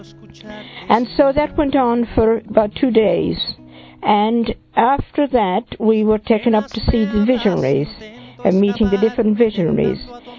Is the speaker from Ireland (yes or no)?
yes; Ireland; I come from Ireland